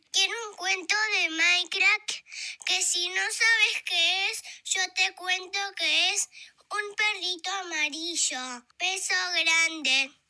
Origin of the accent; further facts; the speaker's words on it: Chile; soy de Chile.